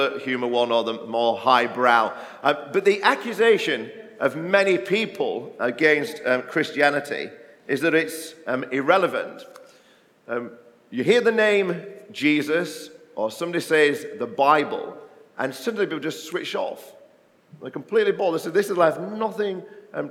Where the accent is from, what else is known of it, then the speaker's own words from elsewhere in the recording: Barnsley, Yorkshire and the Humber, United Kingdom; moved away; I grew up in a mining village in South Yorkshire in Barnsley